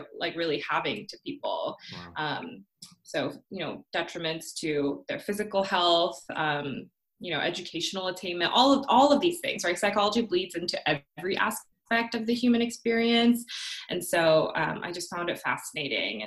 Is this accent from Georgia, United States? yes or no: no; Orlando, Florida, United States; English is a second language; also born or lived in Korea / Ocala, Florida; now in Atlanta, United States; I immigrated here when I was 7. I was born in Korea, finished up to first grade there. And we moved to Florida